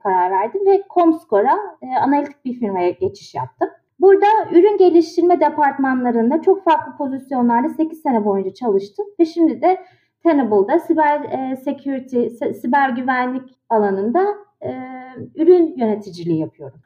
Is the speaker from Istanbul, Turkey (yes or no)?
yes; Istanbul, Turkey; moved away as an adult; also born or lived in Boston, United States; now in Washington, D.C., United States; İstanbul'da doğdum, büyüdüm.